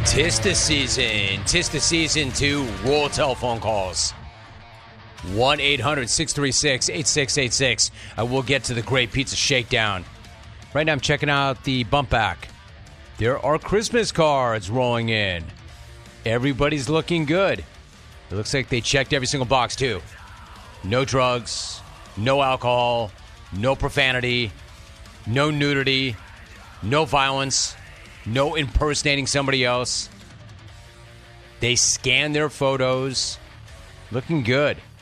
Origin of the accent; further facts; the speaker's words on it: Los Angeles, California, United States; I'm an L A native.